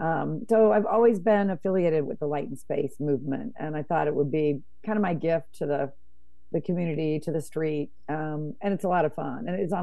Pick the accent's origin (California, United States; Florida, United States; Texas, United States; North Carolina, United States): California, United States; Monterey; also born or lived in Los Angeles, United States / New York, United States; now in Portland, United States; I was born in Monterey